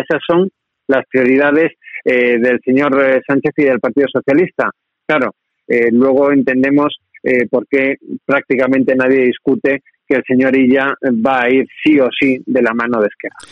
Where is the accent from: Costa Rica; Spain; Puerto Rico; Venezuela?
Spain; Málaga, Andalusia; also born or lived in Madrid; yo soy de Málaga, pero paso muchos días en Madrid